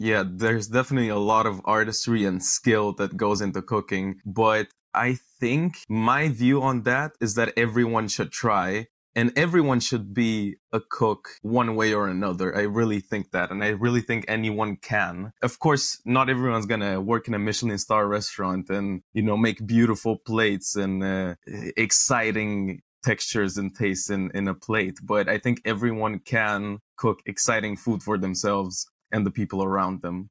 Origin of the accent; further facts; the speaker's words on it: Romania; moved away as an adult; also born or lived in Netherlands; I was born in Romania and then I moved to the Netherlands and Europe for university